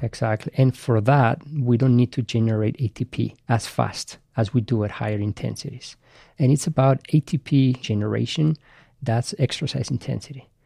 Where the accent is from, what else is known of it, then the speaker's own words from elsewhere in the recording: Basque Country, Spain; English is a second language; moved away as an adult; also born or lived in Madrid; now in United States; I grew up in Spain and I played for Real Madrid at the academy for six years.